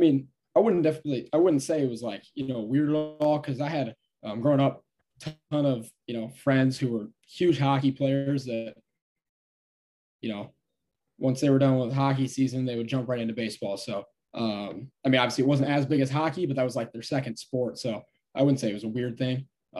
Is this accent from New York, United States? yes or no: no; Stillwater, Minnesota, United States; All right, so it is like 30 minutes east of Minneapolis, and it's right on the Wisconsin-Minnesota border.